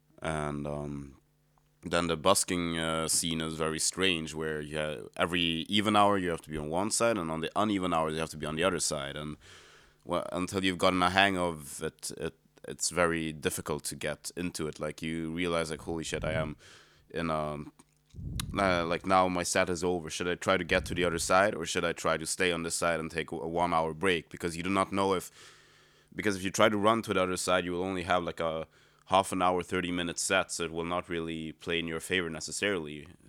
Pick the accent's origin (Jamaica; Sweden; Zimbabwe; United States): Sweden; English is a second language; now in Berlin, Germany; Well, so I am a musician from Sweden who lives in Berlin